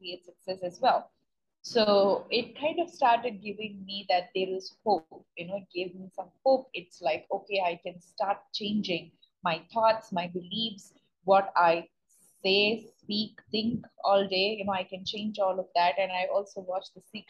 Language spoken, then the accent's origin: English; India; moved away as an adult; also born or lived in United States; I'm born and brought up in India, but I went to US for my master's degree